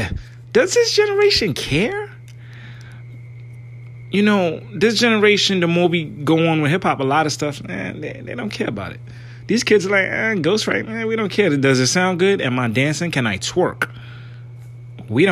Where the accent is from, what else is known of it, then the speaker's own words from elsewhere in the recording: New York, United States; my hometown now, New York.